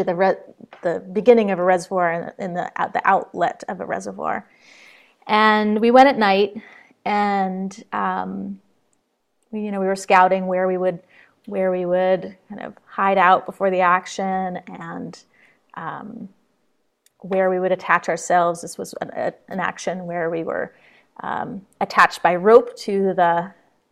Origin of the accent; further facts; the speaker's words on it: Troy, New York, United States; now in Jericho, Vermont, United States; I grew up in Troy, New York, just across the Hudson River